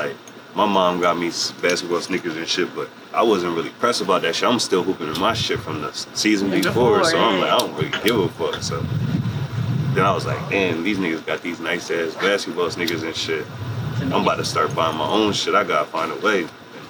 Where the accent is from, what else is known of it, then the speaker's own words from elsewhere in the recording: Harrisburg, Pennsylvania, United States; I'm 24. I'm from Harrisburg area.